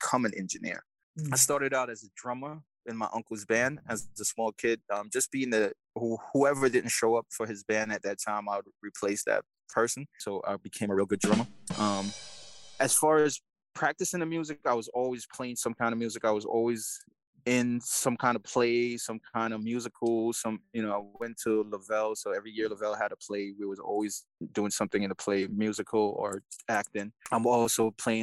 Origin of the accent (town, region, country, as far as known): New York, United States; born or raised there; also born or lived in Jamaica